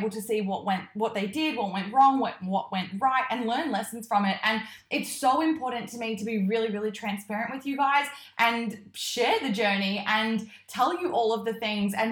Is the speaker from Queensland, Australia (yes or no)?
yes; Queensland, Australia; now in Melbourne, Australia; I am originally from Queensland, I'm not from this high up. And so I have definitely acclimatized to the Melbourne weather